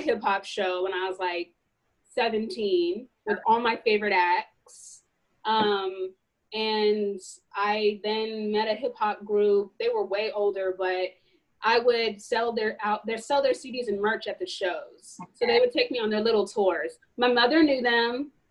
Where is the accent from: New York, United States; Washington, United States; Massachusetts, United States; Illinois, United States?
Washington, United States; Seattle; also born or lived in Northern California; when I was growing up in Seattle